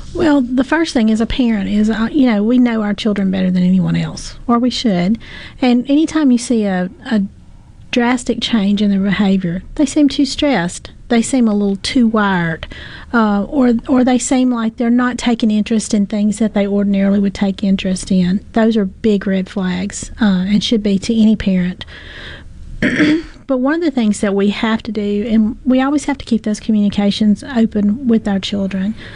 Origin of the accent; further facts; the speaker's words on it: the South, United States; we're from the South and we all love each other down here.